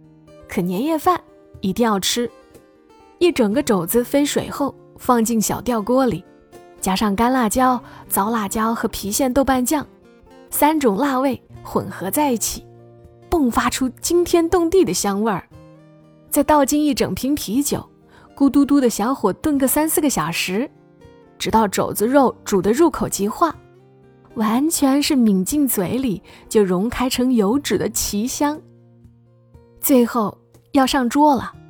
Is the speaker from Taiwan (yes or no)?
no; Hunan, China; 我是湖南人，进门换一身棉睡衣，喝一杯热乎乎的芝麻豆子茶，再煮一碗甜酒糍粑，落胃为安后，这个年就算正式开启了。